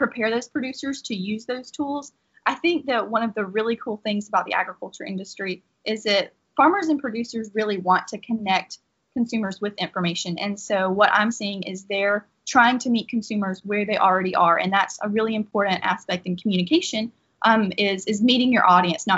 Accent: Laurel Hill, Florida, United States; also born or lived in Gainesville, Florida; I am from Laurel Hill, Florida

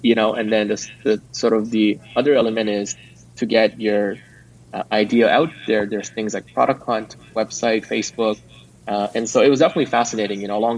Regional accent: California, United States; I come from Silicon Valley

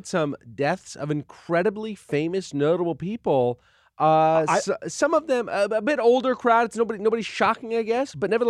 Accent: West Coast, United States; It was post-Oscar where I grew up on the West Coast.

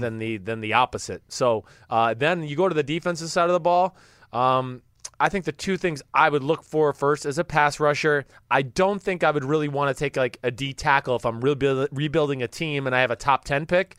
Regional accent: New Jersey, United States; I'm from New Jersey

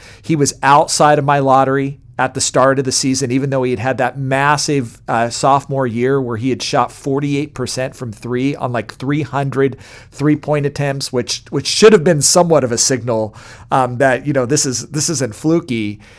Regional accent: Kansas City, Missouri, United States; I'm from Kansas City.

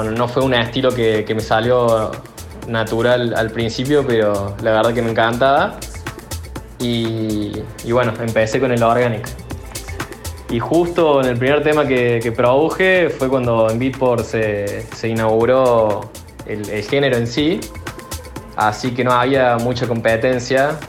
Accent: Córdoba, Argentina; moved away as an adult; now in Tulum, Mexico; yo soy de Córdoba Capital, de Argentina, y actualmente estoy viviendo acá en México, eh, en lo que es Tulum

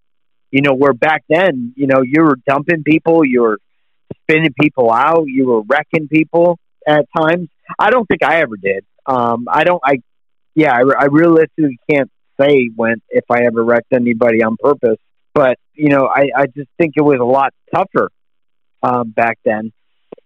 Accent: United States; being an American

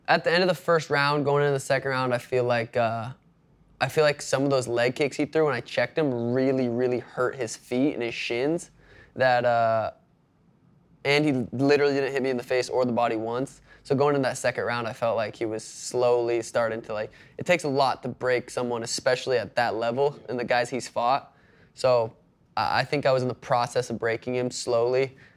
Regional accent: Montana, United States; moved away as an adult; now in Phoenix, United States; growing up in Montana

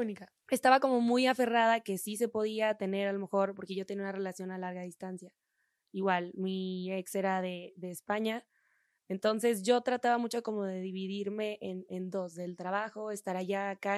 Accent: Monterrey, Nuevo León, Mexico; moved away as an adult; now in Mexico City, Mexico; somos de, de Monterrey

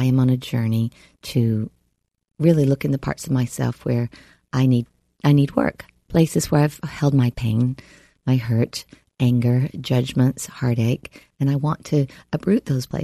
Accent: the South, United States; Growing up in the South as a Southern Baptist

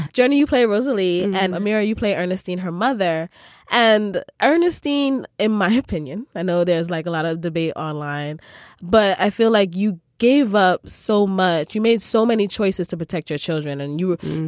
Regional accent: Sierra Leone; I'm from Sierra Leone

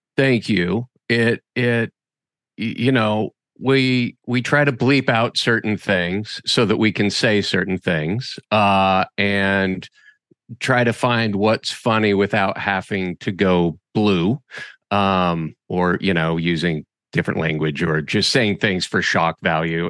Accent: Boise, Idaho, United States; I was born and raised in Boise, Idaho. and I grew up in Boise

